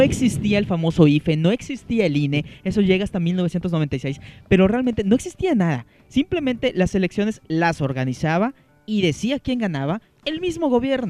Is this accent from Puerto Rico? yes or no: no; Mexico; nosotros como, mexicanos